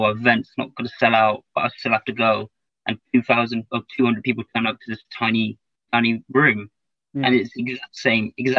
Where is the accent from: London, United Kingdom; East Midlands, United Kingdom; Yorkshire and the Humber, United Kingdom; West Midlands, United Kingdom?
London, United Kingdom; also born or lived in Cardiff; I'm from East London